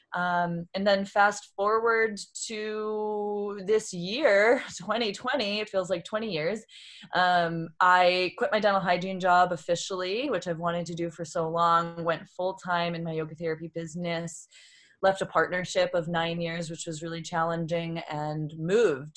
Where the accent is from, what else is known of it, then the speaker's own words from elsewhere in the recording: Boston, Massachusetts, United States; moved away as an adult; now in San Diego, United States; I was born and raised in Boston and moved when I was twenty-four out to San Diego